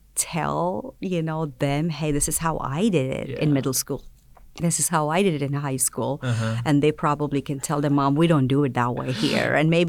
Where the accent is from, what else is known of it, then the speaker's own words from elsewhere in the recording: South India, India; I'm from South India, so